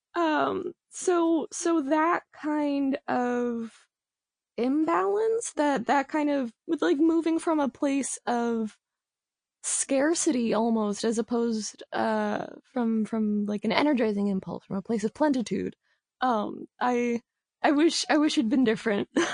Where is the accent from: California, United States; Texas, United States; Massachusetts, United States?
California, United States; Los Angeles; I am a writer from Los Angeles